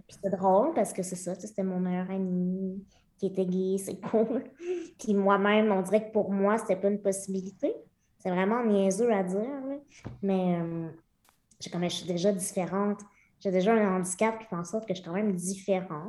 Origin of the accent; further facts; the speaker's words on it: Lemieux, Quebec, Canada; Je suis née à Québec, mais à l'âge de huit mois, mes parents ont déménagé à Lemieux, qui est un petit village de moins de 300 personnes dans la région de Victoriaville, euh, donc le centre du Québec